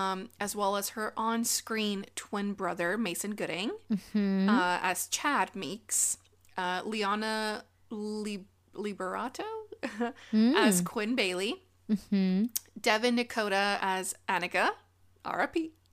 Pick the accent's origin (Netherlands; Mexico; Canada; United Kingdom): Mexico; Monterrey, Nuevo León; In Mexico. We're both really regias. We're both from Monterrey.